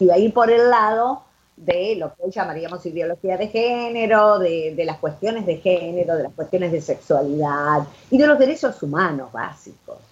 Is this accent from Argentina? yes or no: yes; Argentina; moved away as an adult; also born or lived in Buenos Aires; yo no soy de Buenos Aires, por lo tanto mi familia me dijo, bueno, te tenés que volver a un pueblo de 500 habitantes